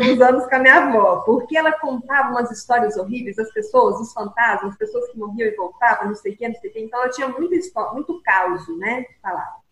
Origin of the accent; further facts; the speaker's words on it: Mineiros, Goiás, Brazil; moved away; eu sou mineirense, estou aqui novamente na terra natal depois de muito tempo